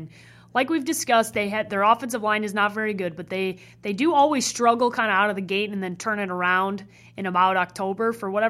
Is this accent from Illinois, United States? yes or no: yes; Chicago, Illinois, United States; And that pains me to say as a Chicagoan